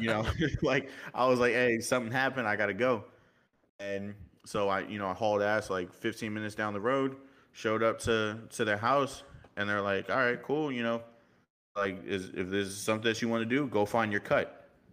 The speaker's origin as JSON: {"language": "English", "region": "New York", "country": "United States", "tie": "born or raised there", "also_born_or_lived": "Miami", "accent": "New York", "said": "I was born in Miami, raised in New York, so I kinda have that little bit of New York emphasis"}